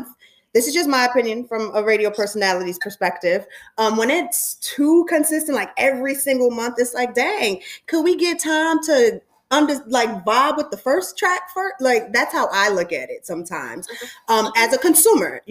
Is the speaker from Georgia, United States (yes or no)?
no; New York, United States; I'm from New York